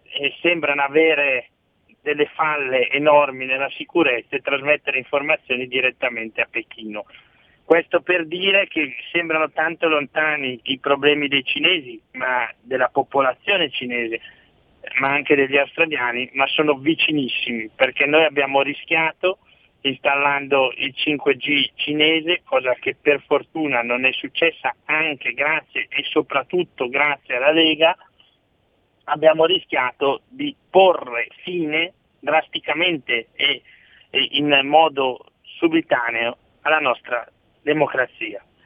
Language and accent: Italian; province of Brescia, Lombardy, Italy; sia alla provincia di Brescia che proprio la mia zona è il lago di Garda